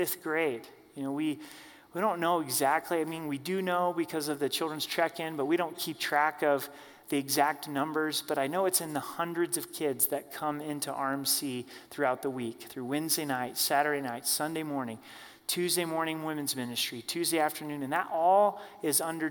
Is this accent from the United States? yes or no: yes; Oregon, United States; now in Colorado, United States; I grew up in Oregon, live here in Colorado